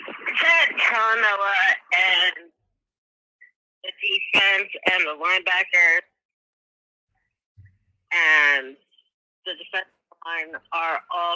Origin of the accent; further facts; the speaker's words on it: New Jersey, United States; I am from the beautiful state of New Jersey